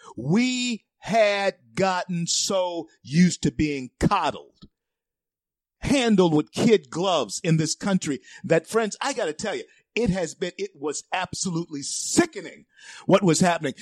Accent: Shreveport, Louisiana, United States; Shreveport's a great town, my hometown.

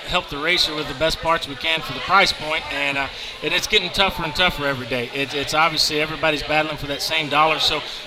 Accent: West Texas, United States; now in Mesquite, United States; when I grew up in West Texas, we didn't have nicknames.

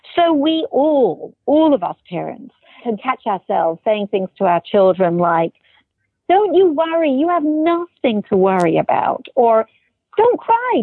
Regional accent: England, United Kingdom; now in United States; I'm originally from England.

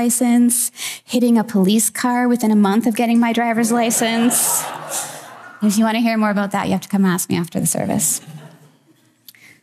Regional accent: Wilbraham, Massachusetts, United States; moved away; I recently went back to my hometown in Massachusetts for my 22 and a half year high school reunion

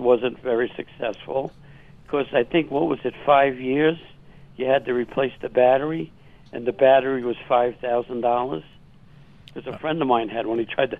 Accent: New York, United States; moved away as an adult; I'm from New York, but I've lived here for 50 years.

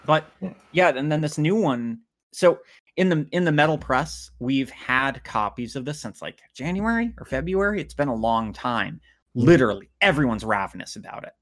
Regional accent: United States; I'm an American leftist

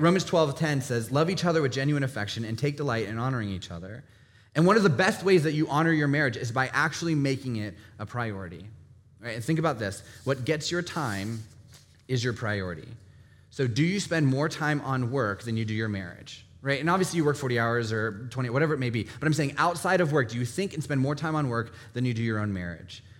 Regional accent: Northern Virginia, United States; I grew up in Northern Virginia

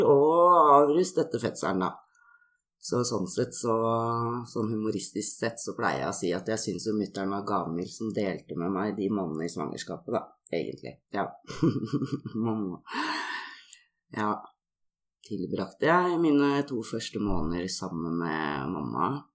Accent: Oslo, Norway; Jeg blei født i Oslo

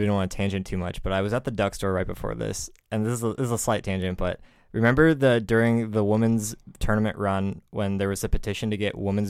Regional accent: Bay Area, California, United States; I come from the Bay Area.

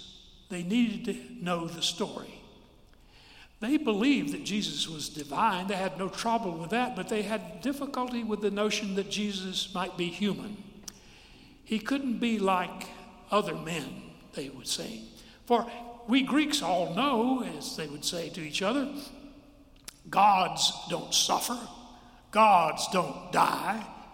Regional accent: Forest City, United States; When Margaret McCleskey and I were growing up in Forest City

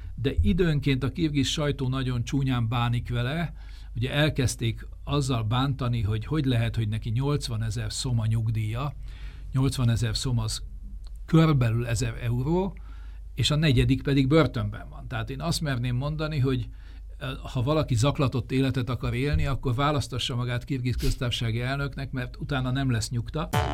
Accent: Hungary; mint magyar állampolgárnak

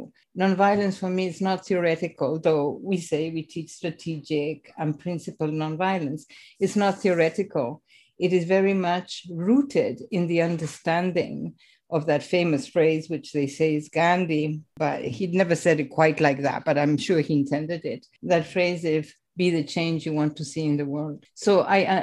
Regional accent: Argentina; also born or lived in Rome, Italy / England / United States; now in Canada; I was born in Italy of Croatian parents who emigrated to Argentina

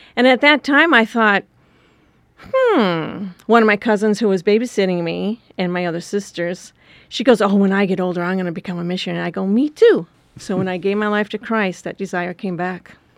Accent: Wisconsin, United States; moved away; I grew up in Wisconsin on a farm

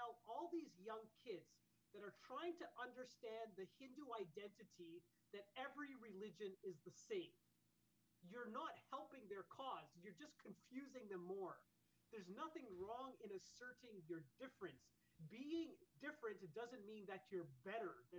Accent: Canada; part of a Mandir atmosphere and growing up in Canada

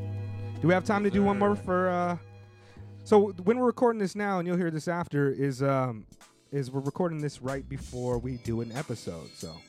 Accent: California, United States; We're from California.

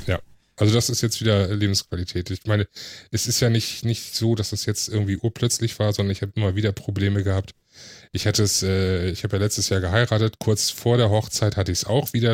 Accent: Hamburg, Germany; komme gebürtig aus Hamburg, wohne jetzt im Speckgürtel von Hamburg

